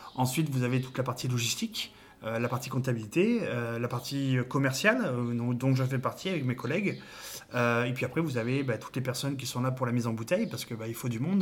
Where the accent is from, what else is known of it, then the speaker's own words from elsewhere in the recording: Cognac, Nouvelle-Aquitaine, France; chez nous à Cognac